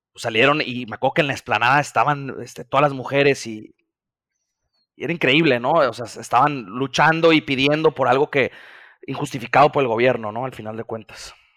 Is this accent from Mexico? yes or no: yes; Mazatlán, Sinaloa, Mexico; also born or lived in Mexico City; Yo soy nacido en la Ciudad de México, pero me fui a vivir desde antes de cumplir el año. Creo que nomás me tuvieron en cuna ya, a Mazatlán, entonces orgullosamente mazatleco aquí como mis amigos